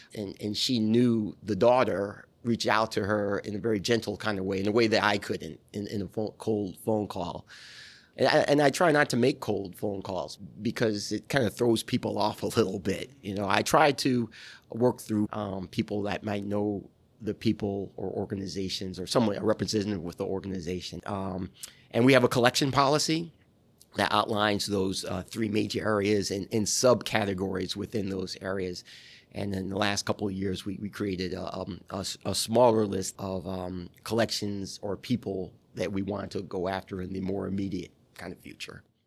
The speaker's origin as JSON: {"language": "English", "region": "New York", "country": "United States", "also_born_or_lived": "Atlanta", "moved": "as an adult", "said": "I'm from New York"}